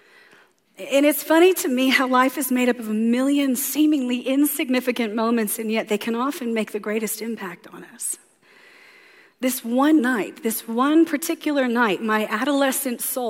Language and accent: English; the South, United States; I'm from the South, so there it is, the dirty, dirty.